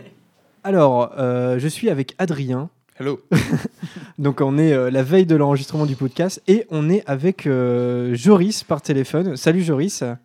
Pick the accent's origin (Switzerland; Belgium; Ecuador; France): France; Normandy; on est normand